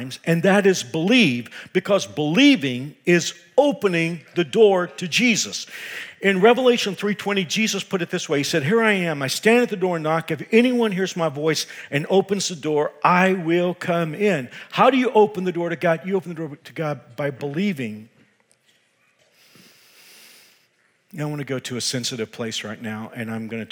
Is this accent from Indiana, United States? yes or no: no; Texas, United States; I am from Texas